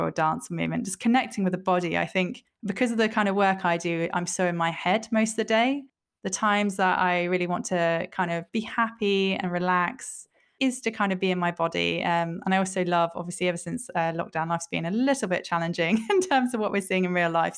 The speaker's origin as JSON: {"language": "English", "region": "England", "country": "United Kingdom", "said": "I'm an English woman"}